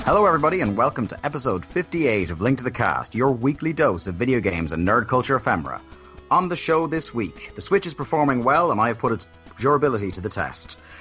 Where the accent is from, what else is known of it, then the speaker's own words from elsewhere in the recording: Ireland; growing up in Ireland